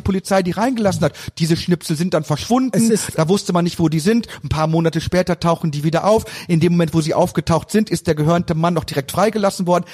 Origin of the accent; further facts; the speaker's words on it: Emsland, Lower Saxony, Germany; moved away; also born or lived in Cologne; bei uns im Emsland